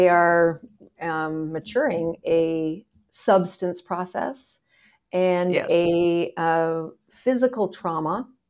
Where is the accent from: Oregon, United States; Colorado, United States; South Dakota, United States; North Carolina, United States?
South Dakota, United States; moved away as an adult; now in Florida, United States; South Dakota.